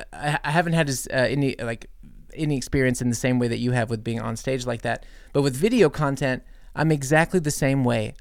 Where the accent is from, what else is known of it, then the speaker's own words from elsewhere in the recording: United States; growing up in the States